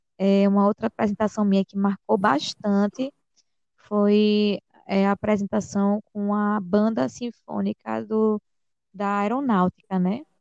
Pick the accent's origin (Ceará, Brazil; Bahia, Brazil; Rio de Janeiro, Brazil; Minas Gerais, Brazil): Bahia, Brazil; Vitória da Conquista; moved away; eu vim da Bahia, do interior da Bahia, nasci lá, vim para cá, mas nasci lá